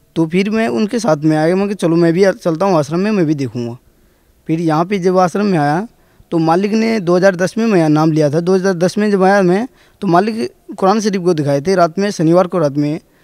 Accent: Tulsiyahi village, Dhanusha district, Madhesh Province, Nepal; moved away; जिला धोनसा गांव तुलसियाई नेपाल से रहने वाला हूँ

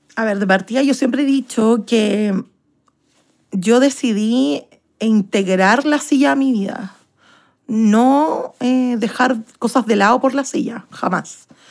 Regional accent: Santiago, Santiago Metropolitan Region, Chile; Soy de Santiago de Chile y tengo 28 años

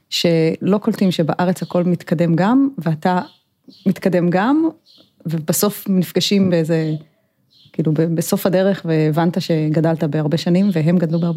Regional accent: Herzliya, Tel Aviv District, Israel; also born or lived in South Africa; במקור נולדתי בתל אביב, וגדלתי קצת בהרצליה, ואחר כך נסענו לשליחות לדרום אפריקה, ואחרי זה הייתי בצבא.

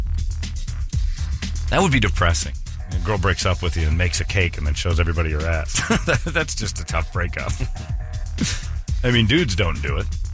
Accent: Indiana, United States; now in Arizona, United States; I'm from Indiana

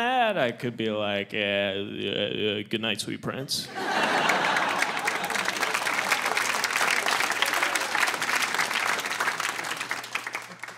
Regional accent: Midwest, United States; I'm from the Midwest

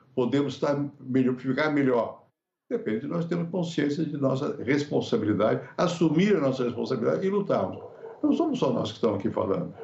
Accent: Brazil; sendo brasileiro, aqui no Brasil

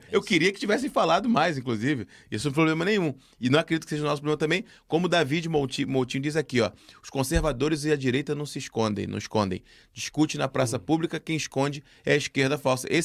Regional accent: Brazil; now in Portugal; E eu posso dizer aqui, como brasileiro, que eu discordo

